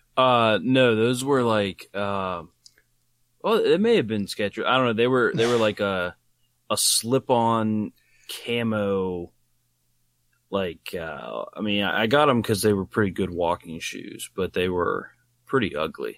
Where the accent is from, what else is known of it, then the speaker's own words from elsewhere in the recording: Wheeling, West Virginia, United States; they came to my hometown, Wheeling, West Virginia